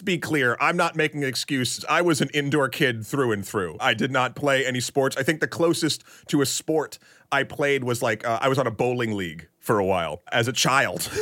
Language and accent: English; New Hampshire, United States; born or raised there; also born or lived in Tyngsborough, Massachusetts